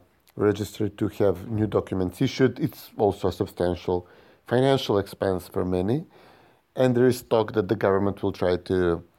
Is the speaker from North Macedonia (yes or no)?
yes; North Macedonia